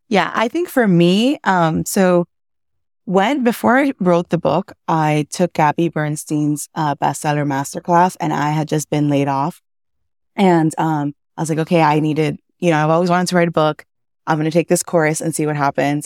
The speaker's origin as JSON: {"language": "English", "town": "Miami", "region": "Florida", "country": "United States", "tie": "born or raised there", "also_born_or_lived": "Cuba / Massachusetts", "said": "I was born in Cuba. I came to the U S when I was four, raised in Miami"}